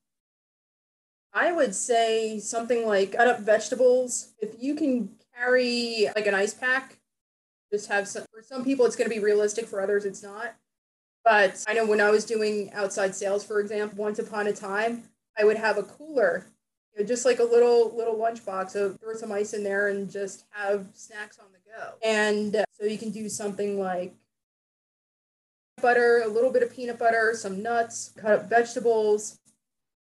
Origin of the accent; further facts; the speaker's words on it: New Jersey, United States; I grew up in New Jersey